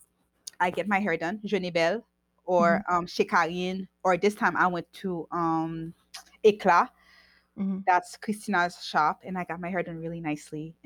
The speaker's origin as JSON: {"language": "English", "country": "Haiti", "tie": "born or raised there", "moved": "yes", "said": "I grew up in Haiti, so I understand Haiti"}